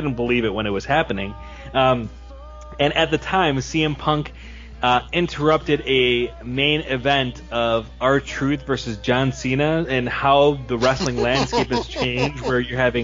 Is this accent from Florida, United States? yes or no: no; Chicago, Illinois, United States; my hometown of Chicago